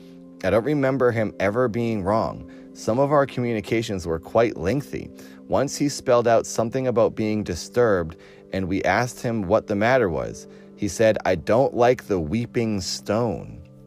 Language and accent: English; Irvington on Hudson, New York, United States; born there; now in Nantucket, United States; I was born in 1911 in Irvington on Hudson. My parents summered on Nantucket from time to time.